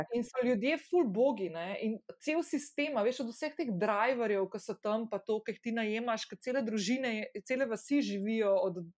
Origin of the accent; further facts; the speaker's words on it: Slovenia; also born or lived in London; sem se preselila iz Slovenije, sicer za pol leta v London